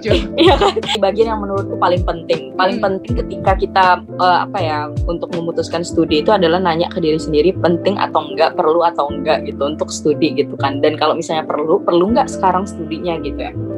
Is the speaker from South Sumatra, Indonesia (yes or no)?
yes; Palembang, South Sumatra, Indonesia; moved away; Palembang aku.